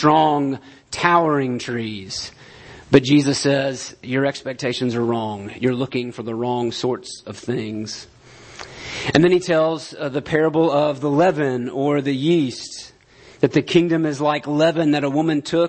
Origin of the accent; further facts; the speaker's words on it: United States; we're American